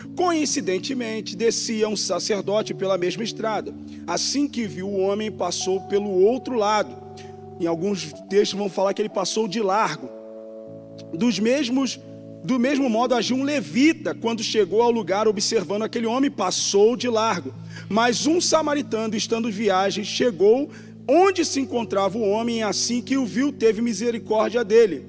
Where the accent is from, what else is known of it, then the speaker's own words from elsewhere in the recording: Rio de Janeiro, Brazil; accent: carioca; now in São Paulo, Brazil; eu sou do Rio de Janeiro, não tem nem quase sotaque